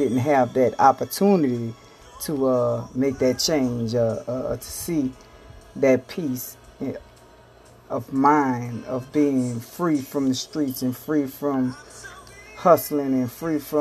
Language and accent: English; New Orleans, Louisiana, United States; I come from New Orleans, Louisiana